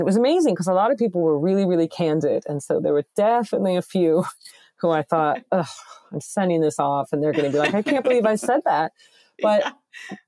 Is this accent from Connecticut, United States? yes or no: yes; Connecticut, United States; I'm from Connecticut